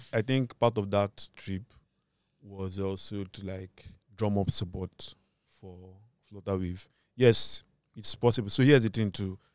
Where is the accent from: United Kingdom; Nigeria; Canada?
Nigeria; my identity as a Nigerian